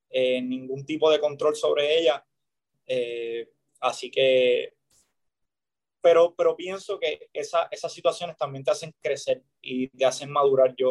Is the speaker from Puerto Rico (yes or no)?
yes; Puerto Rico; el hecho de nada más estar en Puerto Rico y sé que estoy pichando en mi país